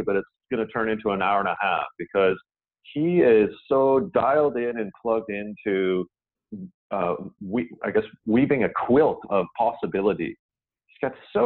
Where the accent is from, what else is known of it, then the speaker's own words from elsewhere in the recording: Canada; I, being Canadian